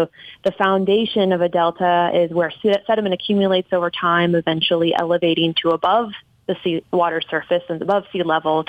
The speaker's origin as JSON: {"language": "English", "town": "St. Louis", "region": "Missouri", "country": "United States", "tie": "born or raised there", "moved": "yes", "lives_now": "Washington, D.C., United States", "said": "I grew up in St. Louis, so that was my connection to the Mississippi River. I was about 40 minutes outside of downtown St. Louis"}